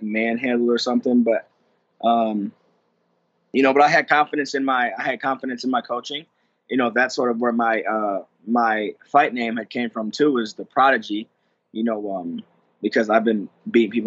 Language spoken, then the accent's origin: English; Lansing, Michigan, United States; I grew up in Lansing, Michigan